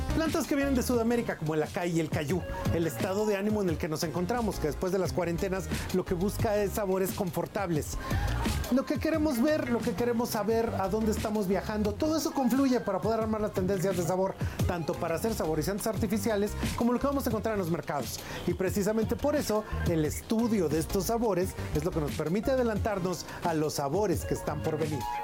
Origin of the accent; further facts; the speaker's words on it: Mexico; como mexicanos